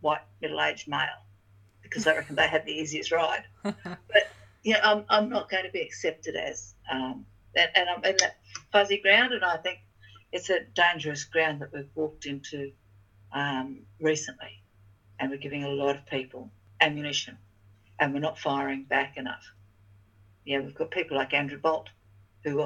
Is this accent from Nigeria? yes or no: no; Torres Strait, Queensland, Australia; moved away; also born or lived in Kalkadoon Country, Queensland / Cardwell, Queensland; I was born on Kalkadoon Country, I was raised in the Torres Strait, and I've lived most of my life in Gurumay Country, in Cardwell